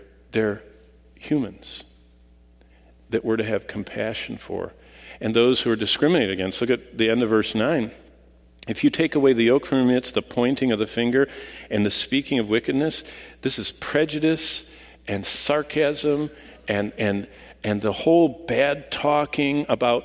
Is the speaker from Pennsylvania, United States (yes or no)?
no; Lansing, Michigan, United States; I was raised in Lansing